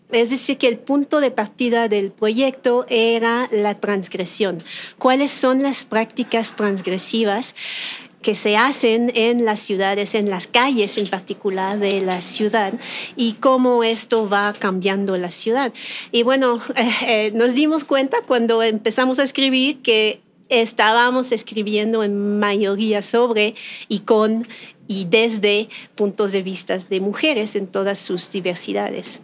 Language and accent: Spanish; Canada; Spanish is a second language; moved away as an adult; now in Mexico City, Mexico; yo soy canadiense. Llegué aquí en la Ciudad de México hace 12 años.